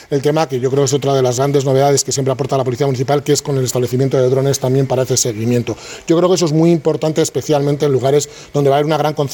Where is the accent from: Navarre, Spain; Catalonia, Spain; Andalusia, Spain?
Catalonia, Spain; Barcelona; now in Madrid, Spain; También que somos de Barcelona y, y ahí el calor, aquí estoy tan tranquilo que tengo calor pero no sudo.